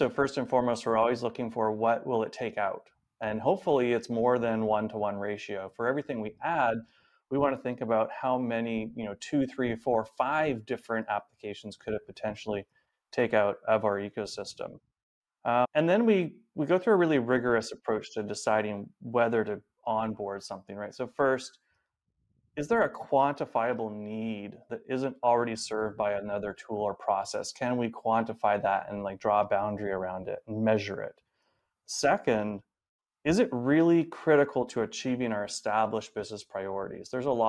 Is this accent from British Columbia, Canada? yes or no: yes; Vancouver, British Columbia, Canada; now in San Francisco Bay Area, United States; So I am originally from Vancouver, Canada, and currently based here in the SF Bay Area.